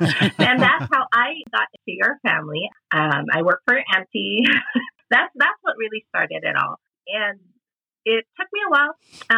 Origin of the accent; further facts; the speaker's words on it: Philippines; I grew up in the Philippines, where we're from, Jen. Our families are from. We live in Cebu